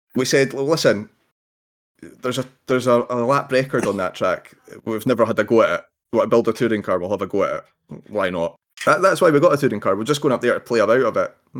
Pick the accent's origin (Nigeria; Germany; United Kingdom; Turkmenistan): United Kingdom; Scotland; being Scottish